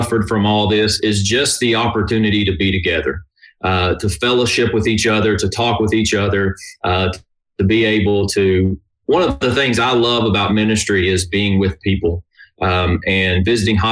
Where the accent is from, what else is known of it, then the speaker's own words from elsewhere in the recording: Kentucky, United States; moved away as an adult; now in Nashville, United States; I am originally from Kentucky, was born and raised there